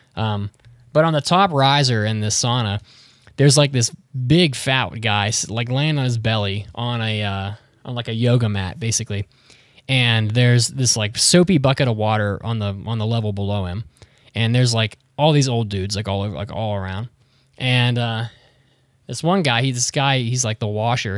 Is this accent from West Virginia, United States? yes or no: yes; West Virginia, United States; moved away; I grew up in West Virginia